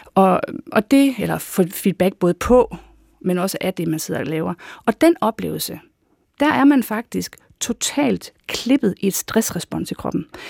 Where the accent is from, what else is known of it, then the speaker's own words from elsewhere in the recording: North Jutland, North Denmark Region, Denmark; moved away; jeg er da nordjyde i mit sind